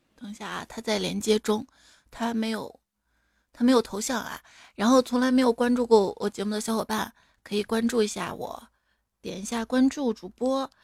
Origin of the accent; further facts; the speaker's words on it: Guangdong, China; 我们哎广东人什么都吃